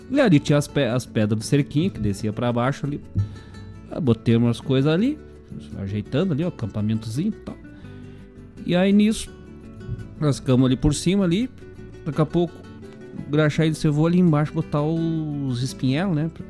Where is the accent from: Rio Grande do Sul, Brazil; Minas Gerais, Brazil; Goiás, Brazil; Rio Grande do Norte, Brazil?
Rio Grande do Sul, Brazil; Bom Jesus; de que é como me chamavam lá, né? Quando era criança, lá em Bom Jesus.